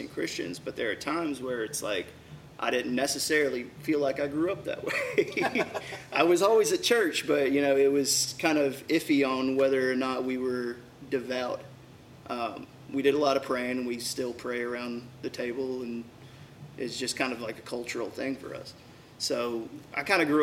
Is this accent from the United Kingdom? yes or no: no; Bible Belt, Southern United States, United States; moved away as an adult; also born or lived in New York; I grew up in the Bible Belt.